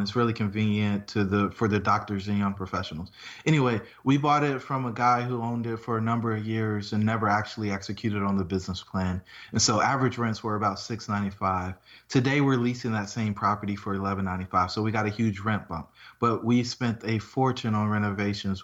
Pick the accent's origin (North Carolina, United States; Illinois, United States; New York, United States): North Carolina, United States; Fayetteville; I grew up in Fayetteville, North Carolina.